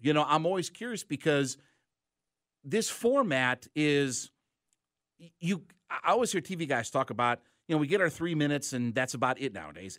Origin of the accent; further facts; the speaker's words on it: Ohio, United States; Obviously, where you and I grew up, look, I grew up in Stark County, Ohio.